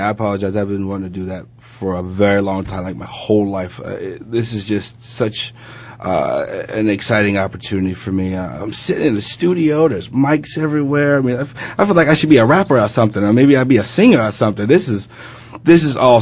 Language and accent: English; Phoenix, Arizona, United States; moved away as an adult; also born or lived in Chicago / Philadelphia; I was raised in Phoenix, Arizona